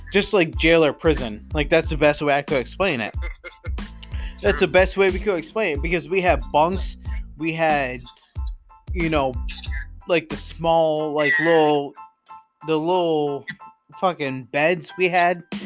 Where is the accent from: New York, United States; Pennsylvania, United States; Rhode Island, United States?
New York, United States; Johnstown; I come from a uh, and I'll quote and quote this, Johnstown